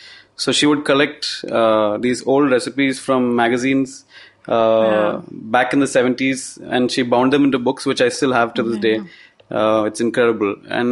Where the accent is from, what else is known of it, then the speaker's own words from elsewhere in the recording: Kochi, Kerala, India; So I grew up in Kerala in Cochin